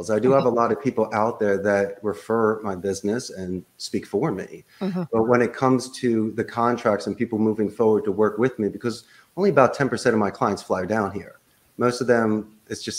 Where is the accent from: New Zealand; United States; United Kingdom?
United States; Philadelphia, Pennsylvania; moved away as an adult; now in Costa Rica; I'm originally from Northeast Philadelphia